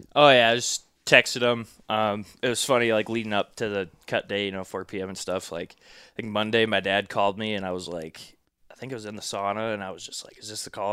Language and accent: English; Iowa, United States; moved away as an adult; also born or lived in Minneapolis; moved back to Iowa